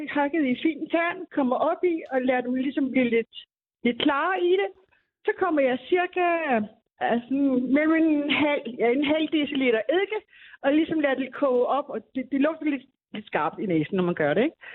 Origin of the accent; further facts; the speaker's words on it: Bornholm, Capital Region of Denmark, Denmark; now in Zealand, Denmark; Nu bruger jeg Bornholmer sennep, fordi jeg er Bornholmer. Jeg bor godt nok på Sjælland, men jeg er Bornholmer.